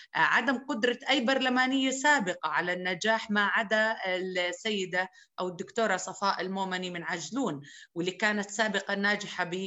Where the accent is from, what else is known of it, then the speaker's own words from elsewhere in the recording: Souf, Jerash Governorate, Jordan; بقريتي بسوف